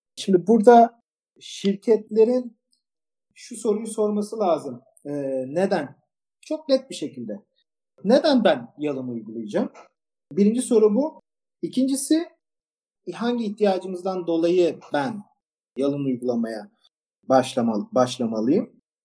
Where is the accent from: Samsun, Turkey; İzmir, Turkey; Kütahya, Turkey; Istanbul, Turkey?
İzmir, Turkey; Ben e, İzmirliyim, e, endüstri mühendisiyim.